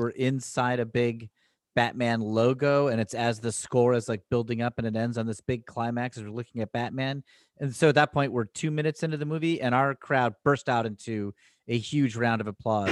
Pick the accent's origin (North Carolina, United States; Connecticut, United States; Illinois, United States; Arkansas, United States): Connecticut, United States; Danbury; we grew up in Danbury, Connecticut